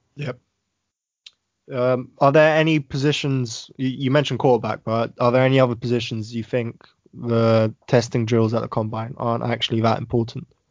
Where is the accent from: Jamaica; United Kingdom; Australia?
United Kingdom; being British